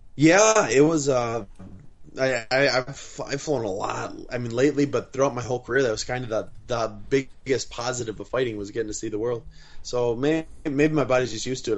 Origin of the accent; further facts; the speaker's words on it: Wisconsin, United States; now in Southern California, United States; I'm from Wisconsin, and it would rain once or twice a week up there